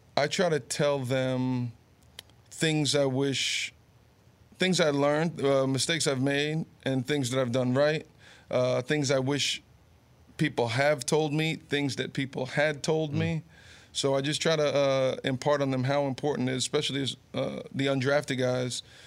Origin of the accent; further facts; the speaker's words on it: Garfield, New Jersey, United States; also born or lived in Summit, New Jersey; being born in Summit, growing up in Garfield, yep. going to Monmouth uh, University, which is all here in Jersey